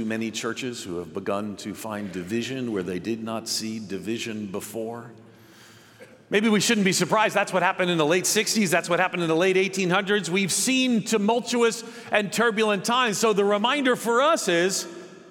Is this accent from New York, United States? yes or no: yes; outside of New York City, United States; When I was a kid, I grew up outside of New York City